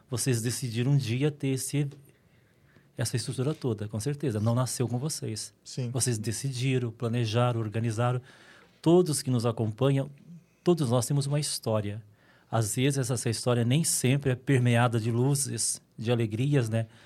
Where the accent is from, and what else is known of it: Minas Gerais, Brazil; also born or lived in São Paulo, Brazil; now in Dracena, Brazil